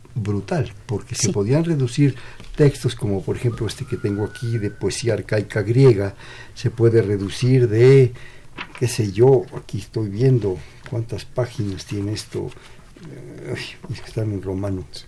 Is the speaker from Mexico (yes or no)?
yes; Mexico; somos mexicanos por eso, pero también somos mexicanos porque somos universales